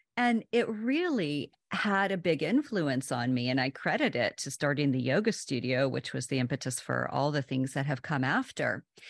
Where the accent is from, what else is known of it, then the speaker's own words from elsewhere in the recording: Oklahoma, United States; now in Washington, D.C., United States; I'm originally from Oklahoma, and I've lived in the D C area for, my goodness, like twenty-five